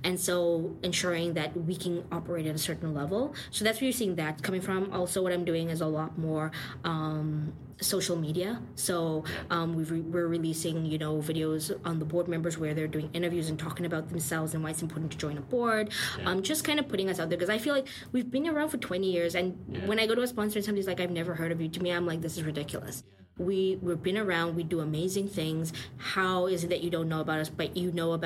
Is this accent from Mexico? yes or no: no; South Africa; now in Toronto, Canada; I come from South Africa.